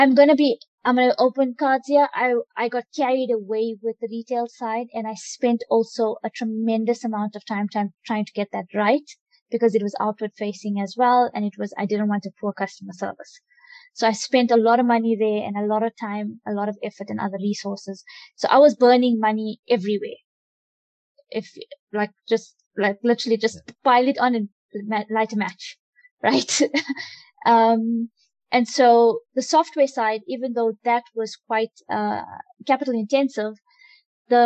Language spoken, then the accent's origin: English; South Africa; Although I'm Indian, I'm born in South Africa, I am very African